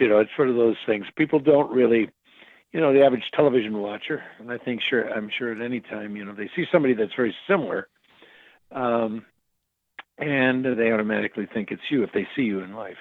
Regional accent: Crystal Lake, Illinois, United States; also born or lived in Elgin, Illinois; I was raised in a, a small town called Crystal Lake, Illinois

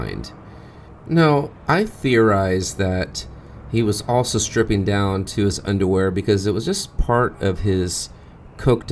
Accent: Fresno, California, United States; my hometown of Fresno

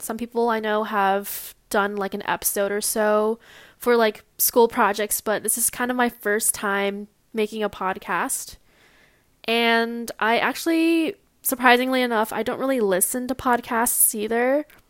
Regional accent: Long Beach, California, United States; I was born and raised in Long Beach, California.

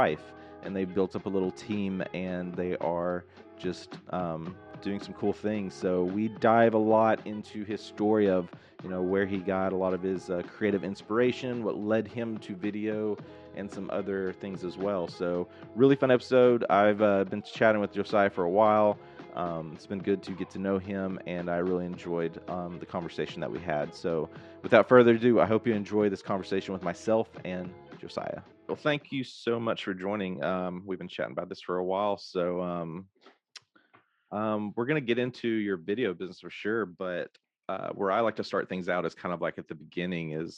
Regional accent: Hope, Arkansas, United States; also born or lived in Texas; growing up, I grew up in Hope, which is a pretty small town

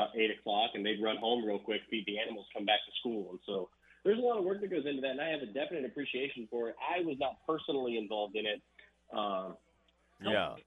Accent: Floresville, Texas, United States; moved away; our school district there in Floresville would shut down the day of the biggest day of the county stock show there in Wilson County

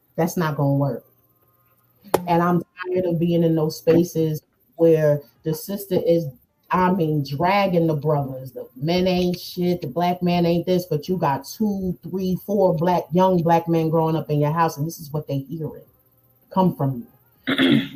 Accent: New Jersey, United States; accent: up north

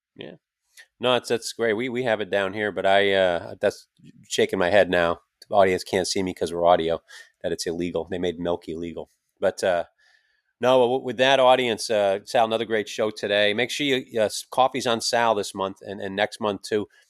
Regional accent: Schenectady, New York, United States; upstate New York, Schenectady, my hometown

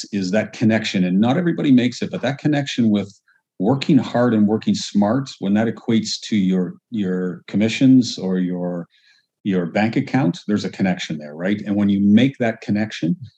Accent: Halifax, Nova Scotia, Canada; moved away as an adult; also born or lived in Dartmouth, Nova Scotia / Calgary, Alberta / British Columbia; now in Kelowna, Canada; I'm an East Coast boy, so grew up in Halifax, Dartmouth, Nova Scotia

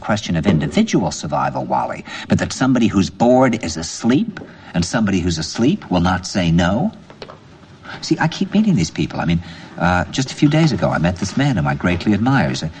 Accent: New York, United States; I said, "New York."

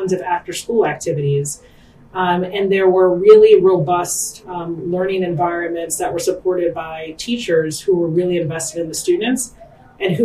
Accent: New York City, New York, United States; I'm a native New Yorker. I grew up in Flatbush, Brooklyn

